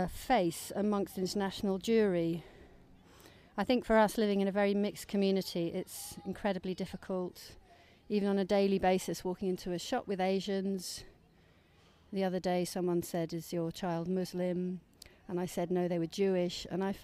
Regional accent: United Kingdom; Well, I'm a British Jew

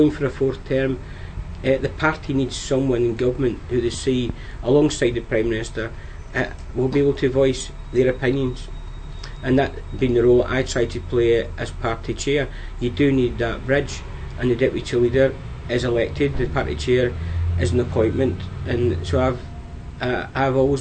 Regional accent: Wigan, North West England, United Kingdom; my hometown Wigan

